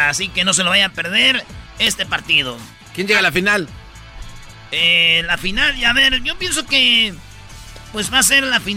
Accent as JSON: {"language": "Spanish", "country": "El Salvador", "said": "Somos, salvadoreños. somos bicampeones"}